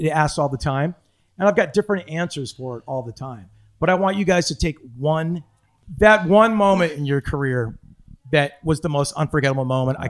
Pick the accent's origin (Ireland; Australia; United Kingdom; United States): Ireland; I'm an Irish guy. I'm insecure.